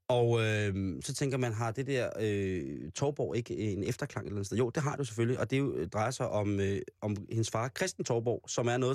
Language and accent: Danish; Roskilde, Zealand, Denmark; Lejre det ligger lidt uden for Roskilde, hvor jeg voksede op